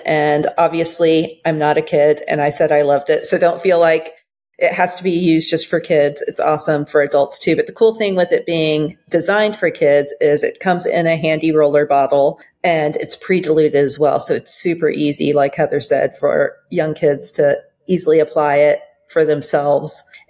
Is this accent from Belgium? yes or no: yes; Belgium; I grew up overseas in Belgium and in Flemish, and I assume Dutch as well.